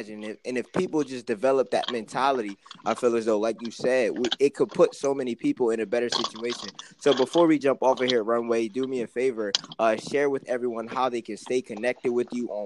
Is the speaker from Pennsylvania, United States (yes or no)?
yes; Philadelphia, Pennsylvania, United States; we come from Philly